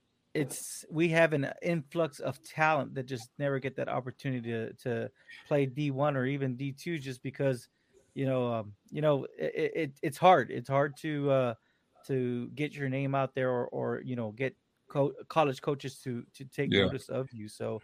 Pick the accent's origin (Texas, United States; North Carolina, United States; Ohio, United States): Texas, United States; South; You know, I'm from Texas. I'm from South Texas. Actually, I'm actually really close to the border.